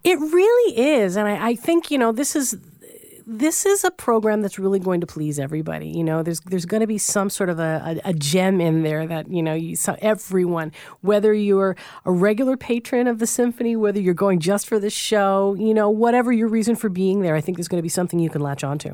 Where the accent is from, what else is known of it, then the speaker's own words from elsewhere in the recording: Newfoundland and Labrador, Canada; I'm from Newfoundland